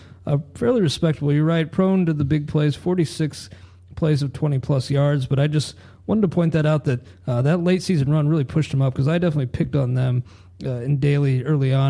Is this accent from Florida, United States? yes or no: no; Cincinnati, Ohio, United States; I'm from Cincinnati area